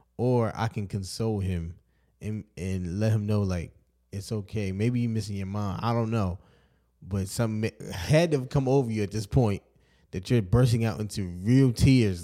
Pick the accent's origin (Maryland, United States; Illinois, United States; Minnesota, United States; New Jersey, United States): Maryland, United States; Baltimore; growing up in Baltimore